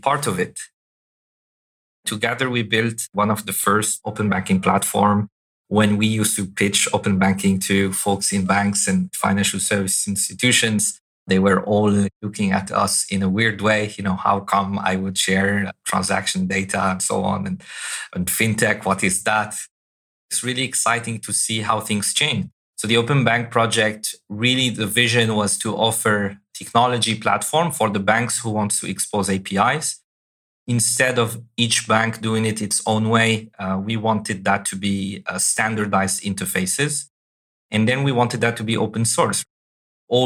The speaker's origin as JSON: {"language": "English", "country": "Algeria", "tie": "born or raised there", "also_born_or_lived": "Europe", "moved": "yes", "said": "I was born and raised in Algeria"}